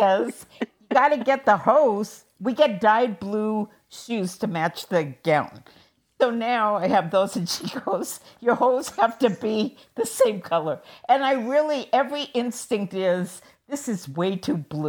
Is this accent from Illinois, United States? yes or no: no; Seattle, Washington, United States; So when I was growing up in Seattle